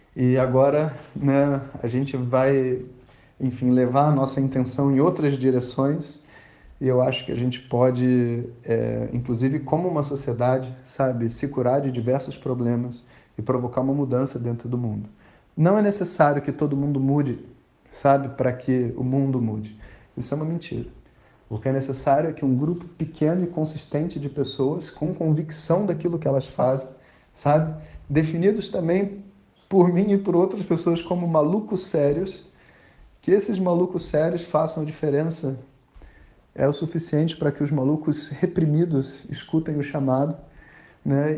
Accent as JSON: {"language": "Portuguese", "country": "Brazil", "said": "somos brasileiros"}